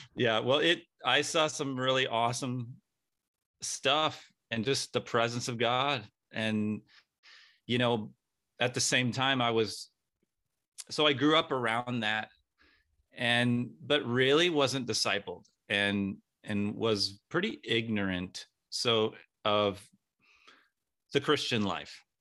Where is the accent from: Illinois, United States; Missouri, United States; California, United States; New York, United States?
California, United States; San Diego; I grew up in San Diego